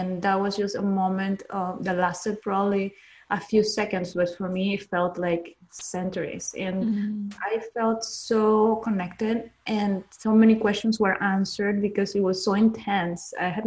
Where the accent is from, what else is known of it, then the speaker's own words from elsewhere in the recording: Peru; I'm from Peru, and in Peru, people, at least people in my circle, were just, you know, working, worried about surviving